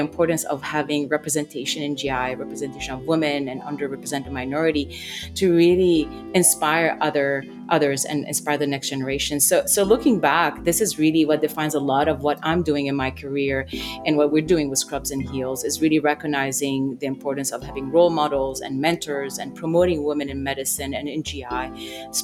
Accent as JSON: {"language": "English", "country": "Lebanon", "tie": "born or raised there", "moved": "yes", "said": "I grew up in Lebanon during times of war"}